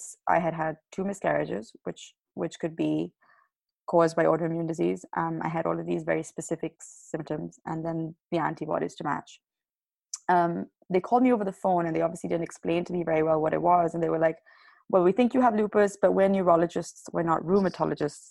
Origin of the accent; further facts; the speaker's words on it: Pakistan; moved away; I'm originally from Pakistan